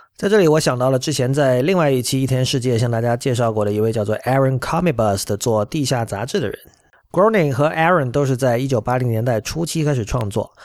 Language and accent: Chinese; China; 我们作为中国人